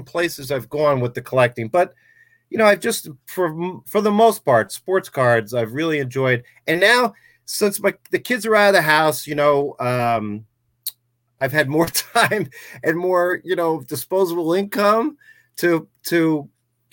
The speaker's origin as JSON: {"language": "English", "town": "Poughkeepsie", "region": "New York", "country": "United States", "moved": "as an adult", "lives_now": "North Jersey, United States", "said": "I'm originally from Poughkeepsie, New York"}